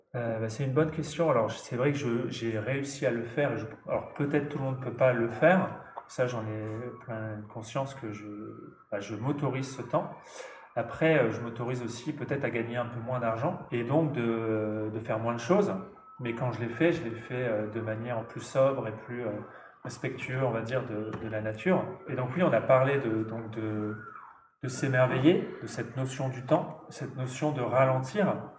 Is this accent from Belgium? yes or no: no; Nord, Hauts-de-France, France; je suis né dans le Nord, donc quelqu'un du plat pays